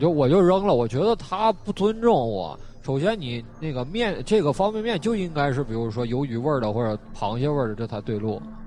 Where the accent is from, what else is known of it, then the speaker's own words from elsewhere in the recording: Northeast China, China; 我老家这个是生产啊